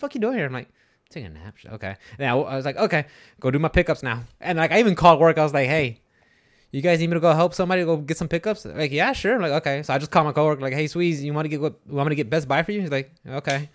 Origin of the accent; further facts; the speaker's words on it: Houston, Texas, United States; I'm from, like, the Houston area